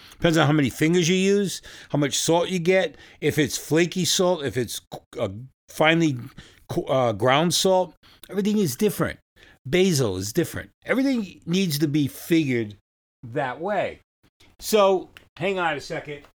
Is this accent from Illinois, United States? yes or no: no; New York, United States; now in Fresno, United States; I live in California now. I come from New York.